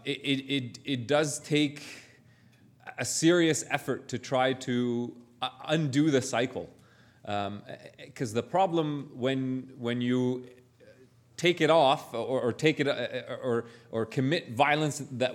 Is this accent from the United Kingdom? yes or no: no; Canada